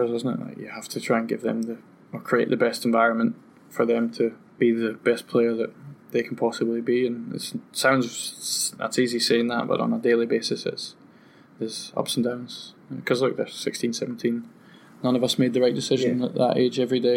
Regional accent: Aberdeen, Scotland, United Kingdom; moved away; I would have liked to have played in my hometown

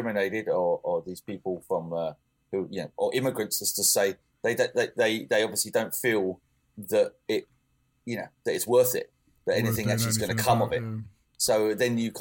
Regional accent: England, United Kingdom; moved away as an adult; now in Denmark; I'm English

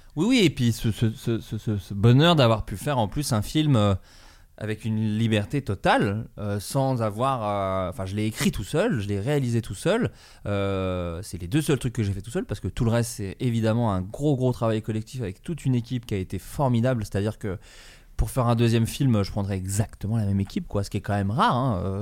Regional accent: Burgundy, Bourgogne-Franche-Comté, France; moved away; en Bourgogne là où j'ai grandi en grande ah, partie

